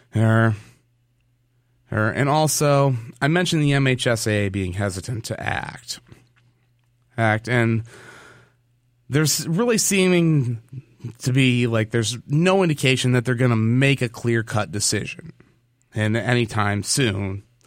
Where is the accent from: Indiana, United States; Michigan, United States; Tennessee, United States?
Michigan, United States; moved away; my home state of Michigan